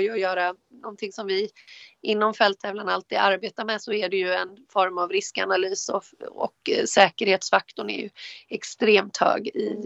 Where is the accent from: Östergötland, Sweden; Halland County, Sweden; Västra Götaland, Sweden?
Halland County, Sweden; Varberg; kommer ifrån Varberg, född och uppvuxen i Varberg.